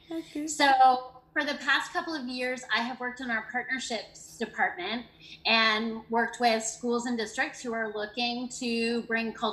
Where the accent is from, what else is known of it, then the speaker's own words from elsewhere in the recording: Canada; now in United States; I came from Canada oh. in 1999 and taught with the program and I had three different experiences here in North Carolina with the program.